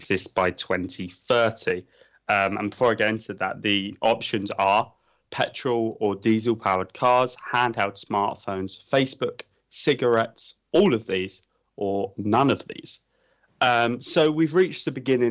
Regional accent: United Kingdom; I'm British

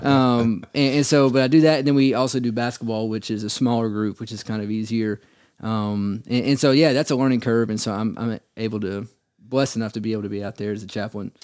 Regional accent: Cleveland, Tennessee, United States; I'm originally from Cleveland area. Uh, born and raised there, went to Lee

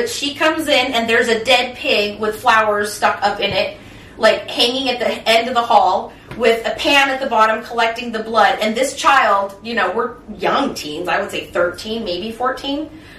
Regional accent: Oakland, California, United States; Growing up in El Cerrito and Oakland and all these surrounding cities

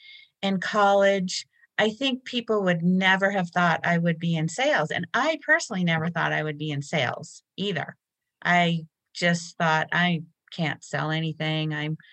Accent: Massachusetts, United States; born or raised there

